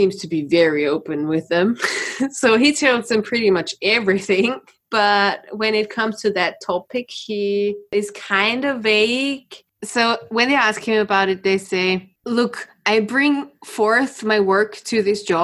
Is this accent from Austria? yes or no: yes; Austria; all the psychopaths are coming from my country again